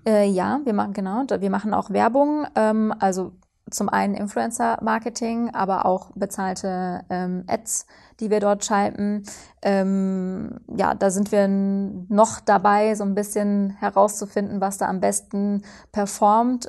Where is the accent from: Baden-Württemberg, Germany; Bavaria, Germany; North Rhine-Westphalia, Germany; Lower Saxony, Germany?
North Rhine-Westphalia, Germany; Cologne; moved away; Ich komme ursprünglich aus Köln